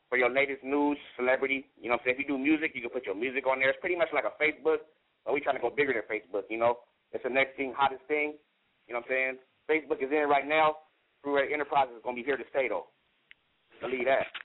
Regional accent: San Diego, California, United States; I'm from Southeast San Diego, you know what I'm saying, originated.

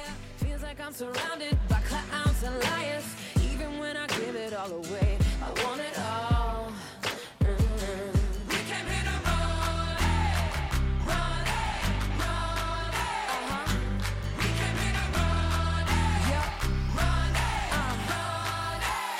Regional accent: Fredericton, New Brunswick, Canada; one of the places I grew up in Fredericton, New Brunswick, is known for its elm trees

